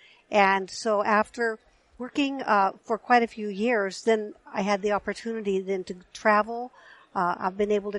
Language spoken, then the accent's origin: English; Napa, California, United States; also born or lived in Fort Bragg, California; I was born in Fort Bragg, and then my family just kind of worked their way down the coast to Napa eventually. And that's where I finished growing up.